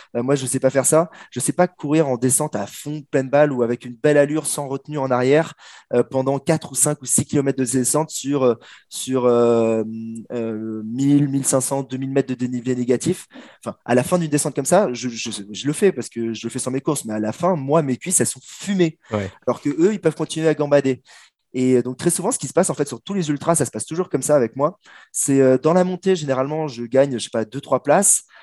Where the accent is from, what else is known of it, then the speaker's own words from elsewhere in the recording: France; je suis français